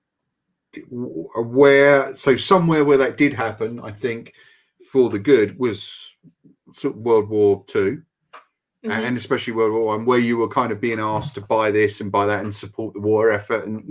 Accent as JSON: {"language": "English", "country": "United Kingdom", "said": "as a British person"}